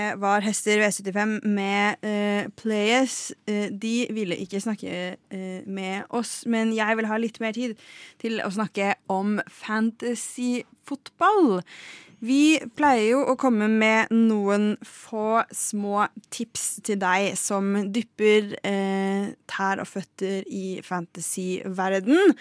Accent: Lillehammer, Innlandet, Norway; vi er jo fra Lillehammer.

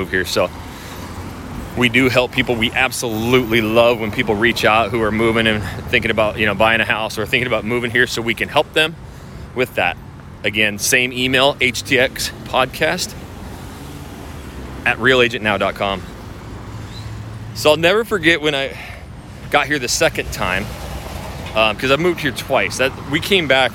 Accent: Idaho, United States; also born or lived in Portland, Oregon; now in Houston, United States; I'm from Idaho, but we lived in Portland for 2 years.

